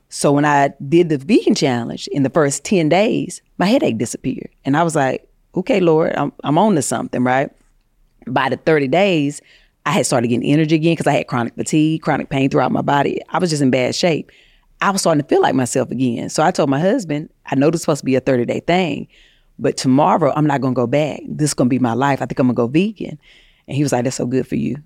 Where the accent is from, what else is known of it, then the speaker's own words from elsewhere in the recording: North Carolina, United States; moved away as an adult; now in Los Angeles, United States; I moved to L A from North Carolina trying to, you know, be an actress and pur-, pursue fame.